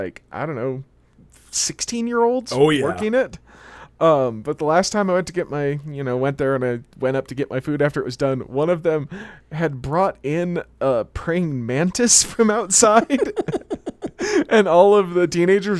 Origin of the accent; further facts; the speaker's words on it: Utah, United States; I'm from Utah.